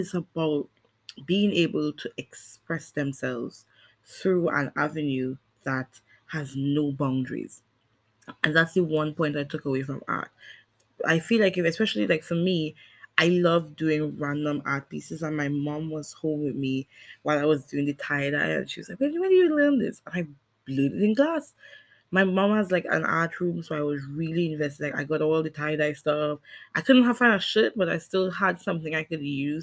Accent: Bel Garden, Tobago, Trinidad & Tobago; I am from Belgarden

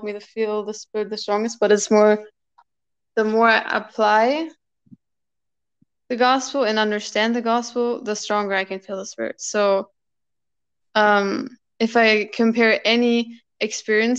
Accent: Germany; I'm from Germany

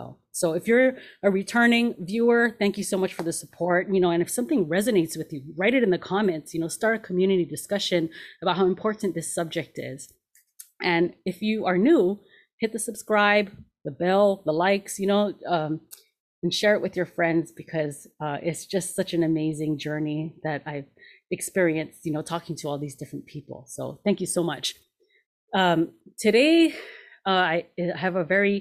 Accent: Hawaii, United States; moved away as an adult; also born or lived in Los Angeles; I grew up in Hawaii, but after high school, I moved

